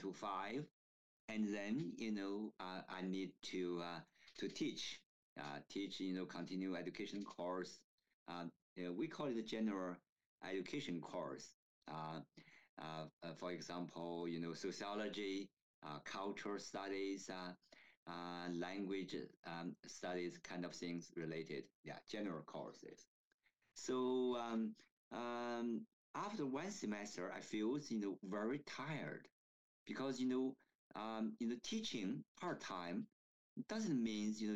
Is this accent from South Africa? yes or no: no; China; moved away as an adult; now in Canada; didn't want me to leave my hometown. So I still stayed.